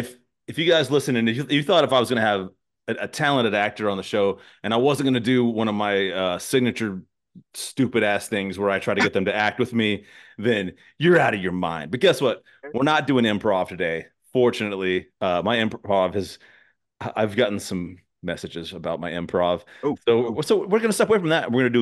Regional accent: Southern United States, United States; oh man, I'm from the South.

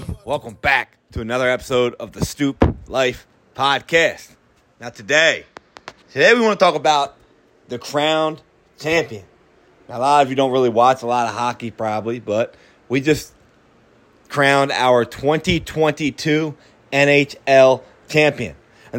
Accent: Philadelphia, Pennsylvania, United States; my hometown Flyers

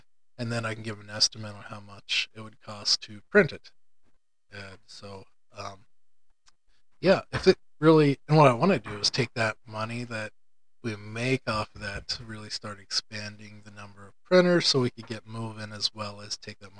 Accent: United States; we're American

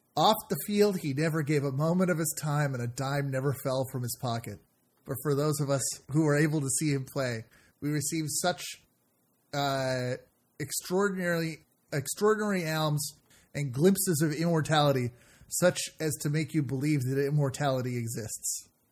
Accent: Canada; as a Canadian

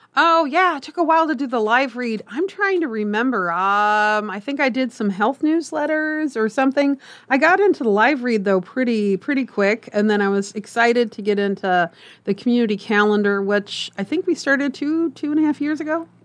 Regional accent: Omaha, Nebraska, United States; I am Omaha, born and raised, uh, lived here all my life

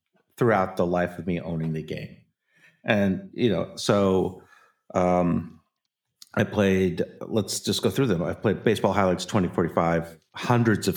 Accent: United States; I am an American

